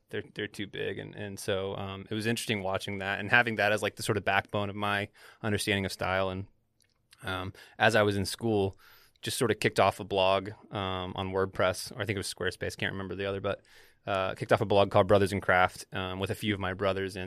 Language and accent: English; the South, United States; moved away; growing up in the South